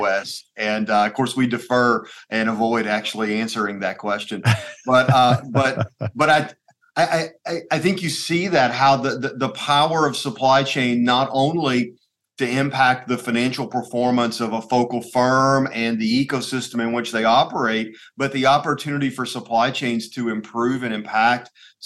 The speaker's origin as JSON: {"language": "English", "town": "Trenton", "region": "Tennessee", "country": "United States", "tie": "born or raised there", "moved": "as an adult", "lives_now": "Knoxville, United States", "said": "I grew up in a small town in western Tennessee called Trenton, Tennessee"}